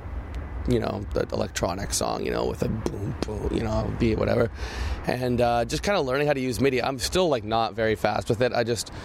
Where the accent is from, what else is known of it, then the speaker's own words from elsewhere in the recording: Canada; we're Canadian kids